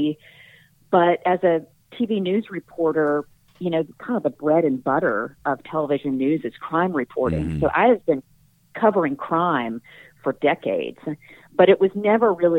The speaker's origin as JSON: {"language": "English", "town": "Birmingham", "region": "Alabama", "country": "United States", "tie": "born or raised there", "also_born_or_lived": "Boston", "moved": "as an adult", "said": "covering stories in my hometown, you know, reconnecting to the place where I grew up"}